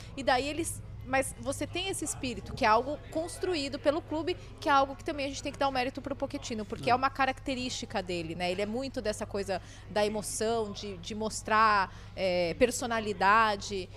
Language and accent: Portuguese; Brazil; eu sou brasileira